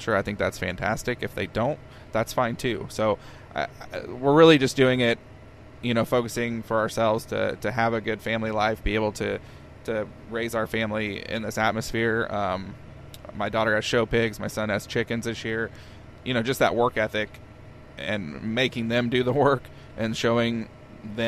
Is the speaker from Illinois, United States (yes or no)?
yes; Peoria, Illinois, United States; moved away as an adult; now in Monmouth, United States; I grew up in Peoria